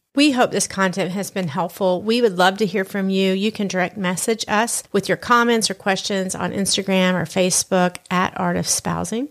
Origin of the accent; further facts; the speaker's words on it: Southern United States, United States; accent: Southern; my Southern accent